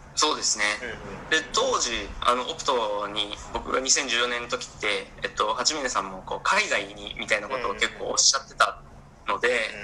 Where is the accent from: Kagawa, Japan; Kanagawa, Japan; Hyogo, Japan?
Hyogo, Japan; Kawanishi; moved away as an adult; also born or lived in Singapore / Myanmar; now in Jakarta, Indonesia; 自分の地元兵庫県または兵庫県の川西市っていうところで